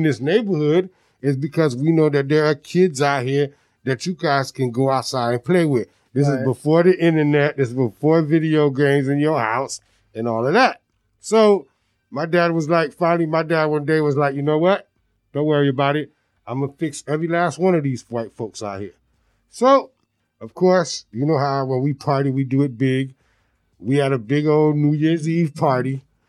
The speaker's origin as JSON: {"language": "English", "town": "Miami Gardens", "region": "Florida", "country": "United States", "tie": "born or raised there", "said": "When I was 7, we moved to the neighborhood that I grew up in Miami Gardens."}